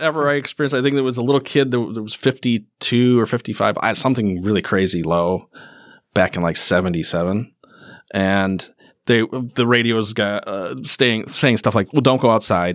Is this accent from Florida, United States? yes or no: no; Cameron, Wisconsin, United States; also born or lived in Rice Lake, Wisconsin; I grew up in Cameron.